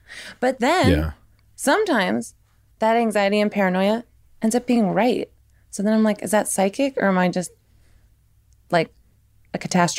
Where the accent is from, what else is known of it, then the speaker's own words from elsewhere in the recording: Tennessee, United States; So I'm like from Tennessee. I should know this. And I used to go from Tennessee to Indiana all the time